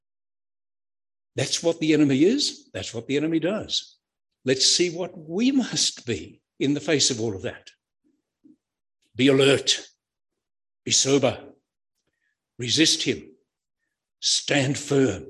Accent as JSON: {"language": "English", "region": "Queensland", "country": "Australia", "moved": "yes", "lives_now": "New South Wales, Australia", "said": "I'm a Queenslander down here in New South Wales"}